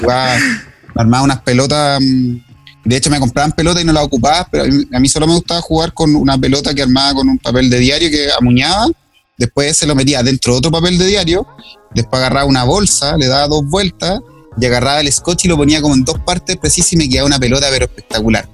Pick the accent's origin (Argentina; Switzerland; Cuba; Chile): Chile; Quillón, Ñuble; moved away as an adult; now in Santiago, Chile; soy de, de Quillón, no de Quillón, de Quillón, de el, el, Valle del Sol que queda entre Concepción y Chillán. nací y criado allá